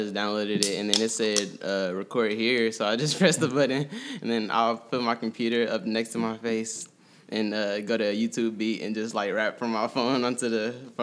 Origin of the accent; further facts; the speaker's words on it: Kansas City, Missouri, United States; moved away as an adult; also born or lived in Lee's Summit, Missouri; now in Atlanta, United States; I grew up in Kansas City. I moved out to Lee Summit probably when I was in 6th grade